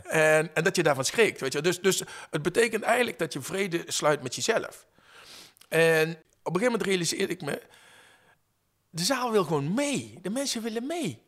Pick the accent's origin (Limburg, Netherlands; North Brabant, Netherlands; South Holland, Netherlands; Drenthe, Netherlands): Limburg, Netherlands; Venlo; now in Utrecht, Netherlands; Ik kom oorspronkelijk uit Venlo